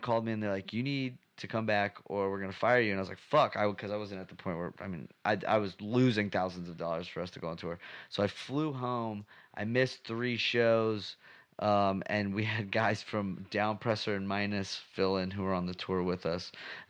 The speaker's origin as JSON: {"language": "English", "region": "Texas", "country": "United States", "tie": "born or raised there", "said": "I'm born and raised in Texas. My parents are actually from like Detroit in the Midwest."}